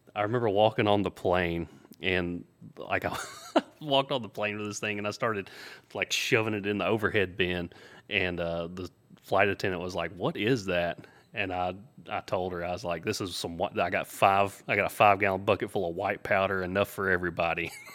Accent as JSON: {"language": "English", "region": "the South", "country": "United States", "tie": "born or raised there", "said": "He knew I was from the South. I grew up in the country, uh, grew up on a farm"}